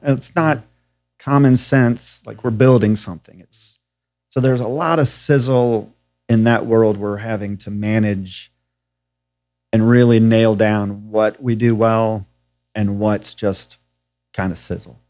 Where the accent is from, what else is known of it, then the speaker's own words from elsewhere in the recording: Nashville, Tennessee, United States; also born or lived in New York / California / Colorado; I'm from Nashville, Tennessee